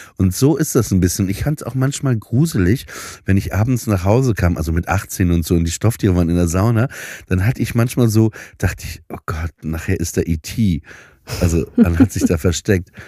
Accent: Papenburg, Lower Saxony, Germany; moved away; nach Papenburg ins Emsland, wo ich aufgewachsen bin

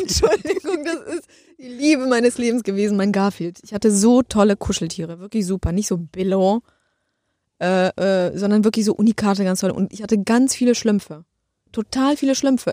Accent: Poland; moved away; Ich komme aus Polen

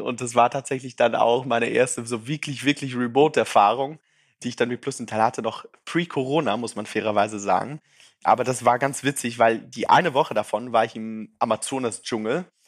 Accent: Zurich, Switzerland; accent: Zürichdeutsch; also born or lived in Brazil / St. Gallen; Ich bin gebürtige Brasilianer, in der Schweiz aufgewachsen und baue seither Startups.

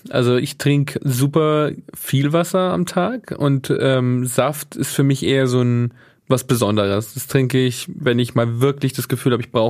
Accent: Southern Italy, Italy; aus Süditalien, der Heimat äh, von Büffelmozzarella

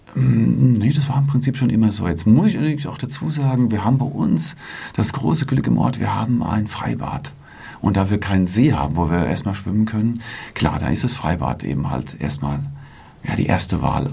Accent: Selters, Hesse, Germany; meine Heimatgemeinde und meinen Heimatverein

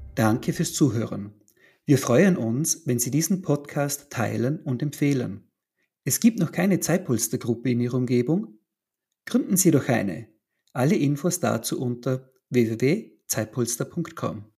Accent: Northern Germany, Germany; now in Austria; Nun komme ich also äh, aus Norddeutschland und bin also äh, nach Österreich gekommen

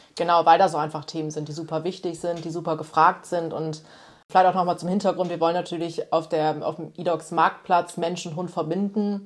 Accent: Osnabrück, Lower Saxony, Germany; also born or lived in Berlin / Thailand; hier so in Osnabrück, wo ich ja auch, also einfach meine Heimat ist.

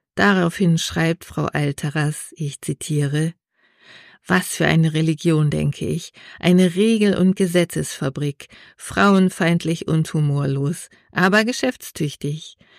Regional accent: Regensburg, Bavaria, Germany; in meiner Heimatstadt

